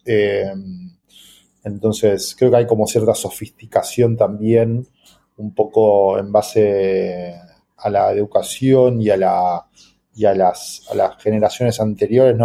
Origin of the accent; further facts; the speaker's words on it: Argentina; para un país como, Argentina u otros países donde sufrimos de la alta inflación